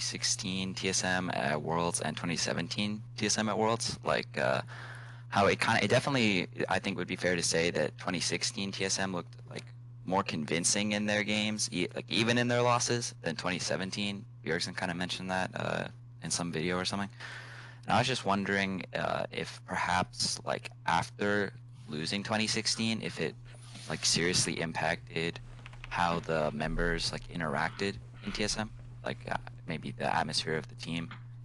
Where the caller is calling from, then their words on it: Chapel Hill, North Carolina, United States; North Carolina, Chapel Hill.